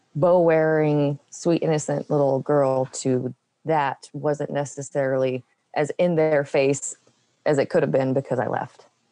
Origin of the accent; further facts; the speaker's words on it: New Mexico, United States; also born or lived in West Texas; I was born in West Texas, and I was I grew up in a little tiny town. And then when I was about seven, we moved to New Mexico